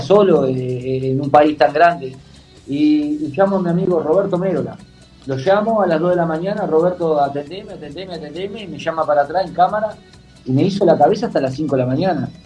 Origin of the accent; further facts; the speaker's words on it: Uruguay; yo soy uruguayo